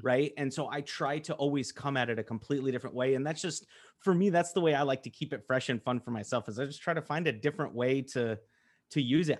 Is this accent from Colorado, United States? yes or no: yes; Colorado, United States; I'm from Colorado.